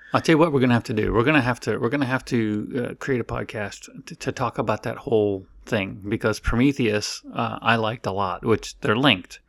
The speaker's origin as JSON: {"language": "English", "region": "Florida", "country": "United States", "tie": "born or raised there", "said": "I grew up in Florida"}